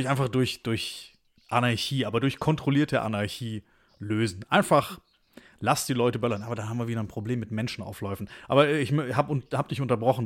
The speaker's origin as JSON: {"language": "German", "town": "Stuttgart", "region": "Baden-Württemberg", "country": "Germany", "tie": "born or raised there", "accent": "Swabian", "said": "Wir sind nämlich beide geboren und aufgewachsen in Stuttgart"}